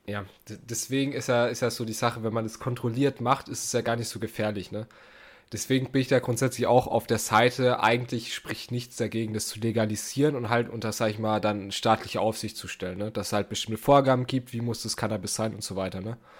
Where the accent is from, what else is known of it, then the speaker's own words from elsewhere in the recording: Germany; wir Deutschen